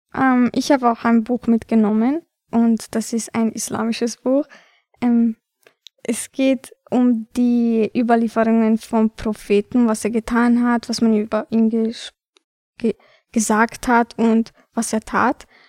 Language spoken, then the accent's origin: German; Vienna, Austria; Ich bin hier geboren und dennoch kommt es mir manchmal so vor, als ob ich mich ähm, wie eine Albanerin fühle